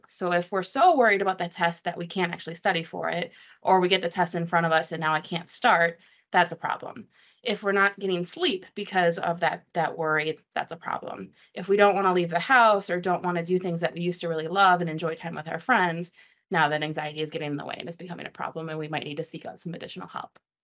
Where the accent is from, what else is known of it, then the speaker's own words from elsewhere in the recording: Wisconsin, United States; I'm from Wisconsin originally